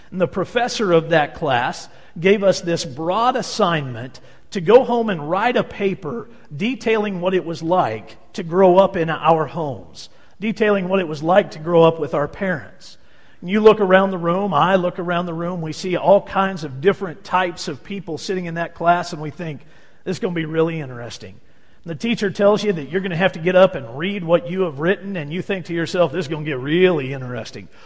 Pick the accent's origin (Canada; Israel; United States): Israel; Tiberias, Northern District; I had the privilege of growing up in Tiberias on the Sea of Galilee.